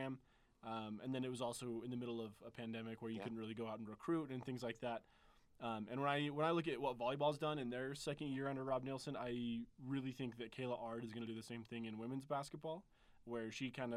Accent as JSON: {"language": "English", "region": "Utah", "country": "United States", "tie": "born or raised there", "said": "I am from the Mountain West area, just because I grew up in Utah."}